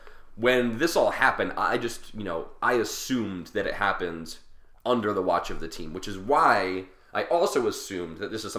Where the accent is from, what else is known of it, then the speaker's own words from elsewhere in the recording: Philadelphia, Pennsylvania, United States; This is the curse of being a Philadelphian